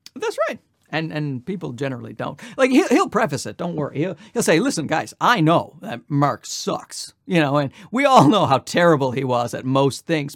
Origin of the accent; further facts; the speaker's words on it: Newfoundland and Labrador, Canada; moved away as an adult; also born or lived in Ottawa / Los Angeles; now in Toronto, Canada; I'm from uh, Newfoundland. I'm born and raised in Newfoundland. I stayed there for 24 years